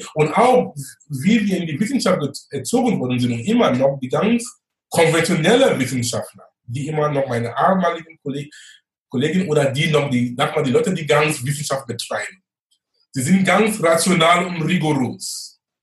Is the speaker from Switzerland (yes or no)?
no; Cameroon; German is a second language; moved away as an adult; now in Hamburg, Germany; gebürtig bin ich aus Kamerun